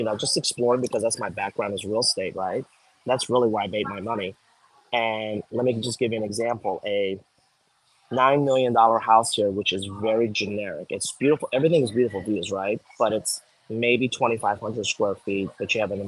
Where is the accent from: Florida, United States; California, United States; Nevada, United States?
Florida, United States; Miami; I grew up in Florida. Yeah, well, I grew up in Miami